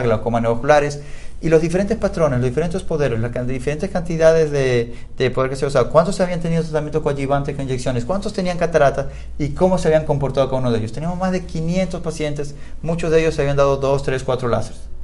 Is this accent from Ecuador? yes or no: yes; Ecuador; moved away; como eh, ecuatoriano